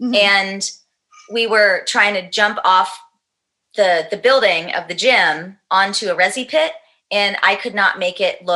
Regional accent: India; I'm Indian and you use your hands.

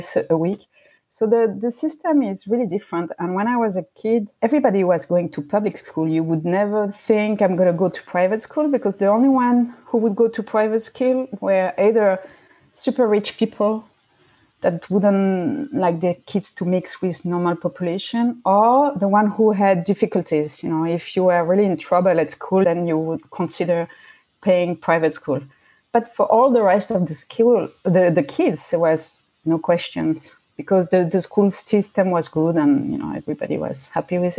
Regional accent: Switzerland; English is a second language; moved away; I grew up in Switzerland

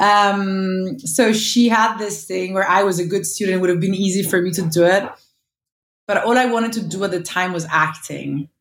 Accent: Montonate, Lombardy, Italy; moved away; also born or lived in New York; I grew up in Montonate. Um, it's a small village of uh, when I was young, 600 inhabitants.

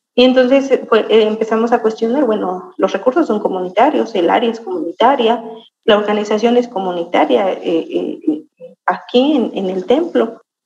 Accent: Santiago Mezquititlán, Querétaro, Mexico; soy originaria de Santiago Mezquititlán

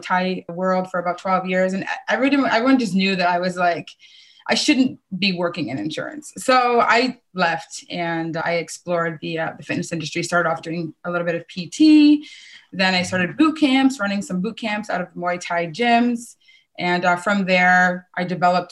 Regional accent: Kitchener, Ontario, Canada; I grew up right in my hometown in Kitchener.

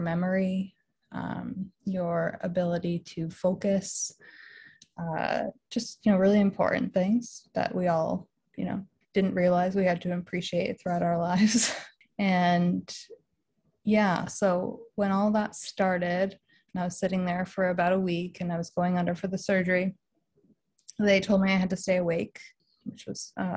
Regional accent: Western Massachusetts, United States; also born or lived in Boston; I am from Western Massachusetts

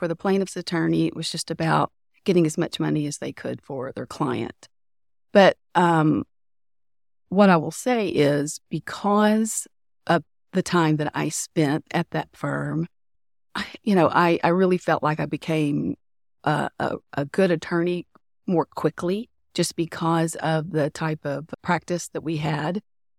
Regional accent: Tyler, Texas, United States; So I'm from the Tyler area in East Texas. So I went to Tyler Junior College for 1 year

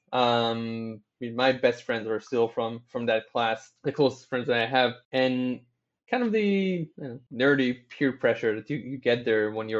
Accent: Tel Aviv, Tel Aviv District, Israel; I was born in Tel Aviv, born, raised here, never moved anywhere else.

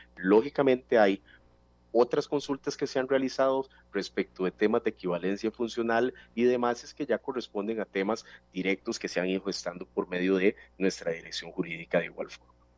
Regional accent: Costa Rica; como costarricenses

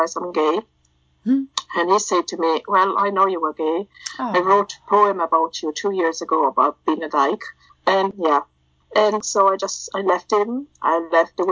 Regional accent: Italy; accent: a hybrid of everything; moved away as an adult; now in Ireland; I was born and grew up in Italy, and then I moved to Ireland when I was 22, 23.

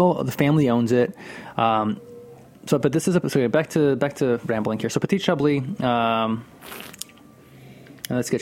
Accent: Northeast, United States; I'm from the Northeast here

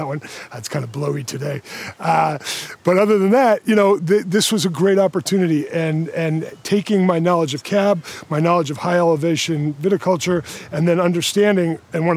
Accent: United States; moved away as an adult; also born or lived in California; now in Australia

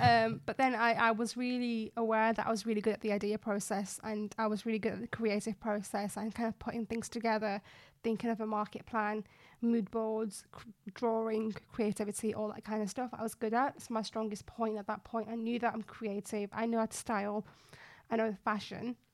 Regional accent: Bradford, Yorkshire and the Humber, United Kingdom; moved away as an adult; also born or lived in Nottingham; I, um, grew up in Bradford, West Yorkshire. So I'm a Bradfordian

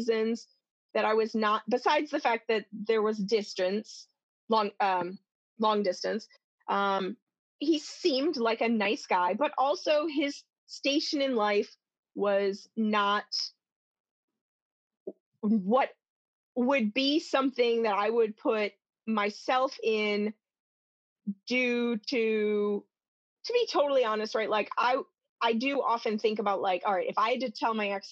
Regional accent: Midwest, United States; we're from the Midwest

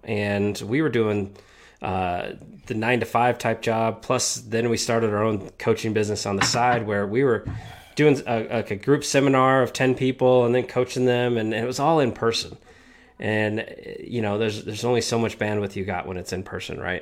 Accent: Denver, Colorado, United States; we stay in the great state of Colorado

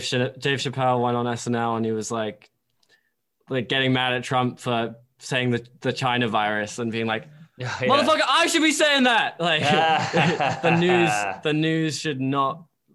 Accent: England, United Kingdom; I am English.

